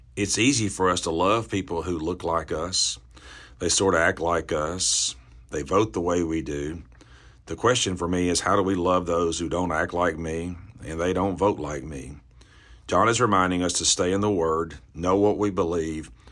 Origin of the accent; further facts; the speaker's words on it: the Bible Belt, the South, United States; I grew up in the South, the Bible Belt